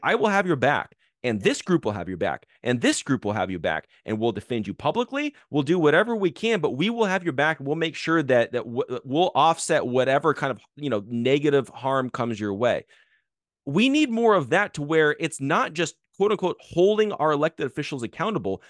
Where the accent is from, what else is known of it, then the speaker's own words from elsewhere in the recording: Arizona, United States; I grew up in Arizona, uh, where, w, you know, we had, uh, Sheriff Joe Arpaio as, as our sheriff growing up